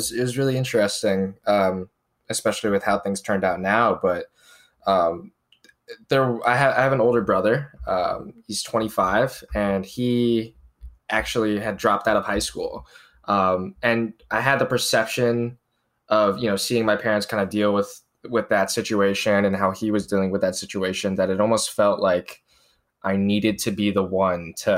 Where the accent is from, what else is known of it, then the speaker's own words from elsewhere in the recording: near Charlotte, North Carolina, United States; I grew up in North Carolina. I guess most familiar to most people would be Charlotte, North Carolina, which is the city there that I was closest